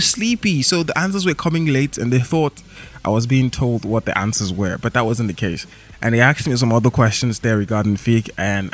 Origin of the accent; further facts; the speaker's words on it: Lagos, Nigeria; I grew up in Lagos